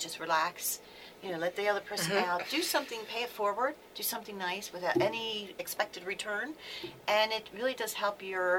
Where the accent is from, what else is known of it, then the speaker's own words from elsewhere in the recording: Baltimore, Maryland, United States; I'm from Baltimore.